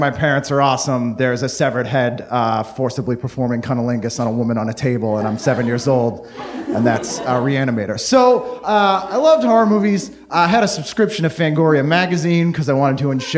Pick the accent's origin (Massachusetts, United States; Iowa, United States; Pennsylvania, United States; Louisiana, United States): Massachusetts, United States; just outside of Boston; I grew up just outside of Boston